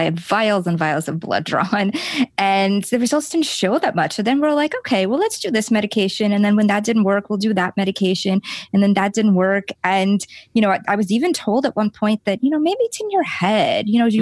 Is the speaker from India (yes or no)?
no; Lithuania; moved away; also born or lived in New York City; I grew up in Lithuania